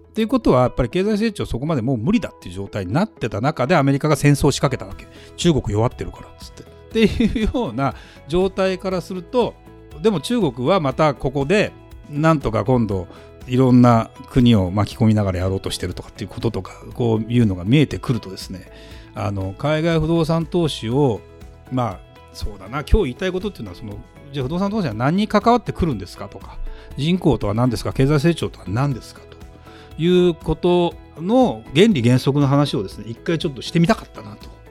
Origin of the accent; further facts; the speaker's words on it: Saitama, Japan; now in Tokyo, Japan; だからまあ東京埼玉で育って東京で住んでてね